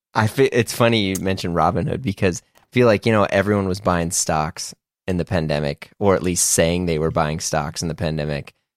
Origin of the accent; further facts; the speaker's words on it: Midwest, United States; growing up in the Midwest